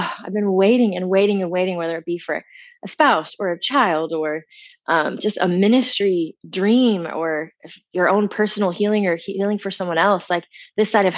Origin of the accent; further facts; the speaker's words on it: California, United States; moved away as an adult; now in Houston, United States; I'm originally from California, but God brought me here to work with Audeum